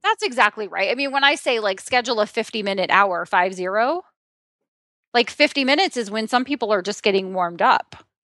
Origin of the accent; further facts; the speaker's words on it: Southeastern Ohio, United States; I'm from Southeastern Ohio